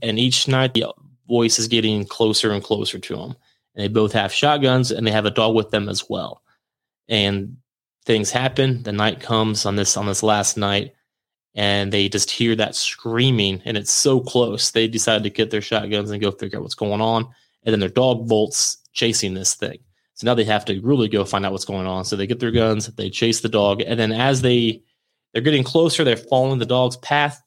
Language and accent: English; St. Marys, Ohio, United States; moved away; I can finally get back up in my hometown